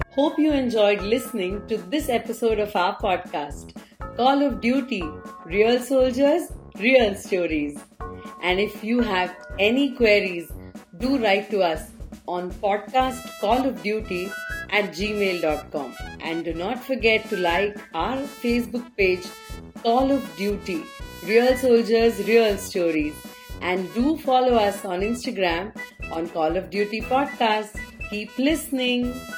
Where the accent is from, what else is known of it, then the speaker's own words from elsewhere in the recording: Tirunelveli, Tamil Nadu, India; I am from Tirunelveli too.